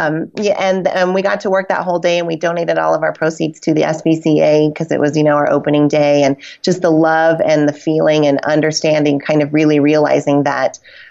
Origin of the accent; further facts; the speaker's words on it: Reno, Nevada, United States; Reno, Nevada, which is my hometown